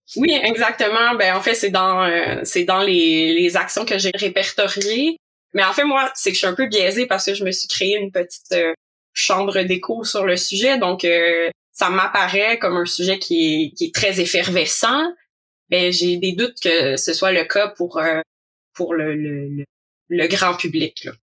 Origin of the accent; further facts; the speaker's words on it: Quebec, Canada; also born or lived in Montreal; J'habite à Montréal aussi, si vous l'entendez par mon accent, donc euh, je viens du Québec